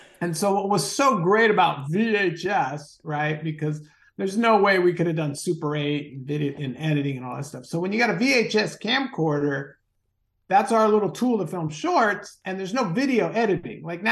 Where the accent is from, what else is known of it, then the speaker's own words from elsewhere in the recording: Southern California, United States; my brother and I, we grew up in Southern California.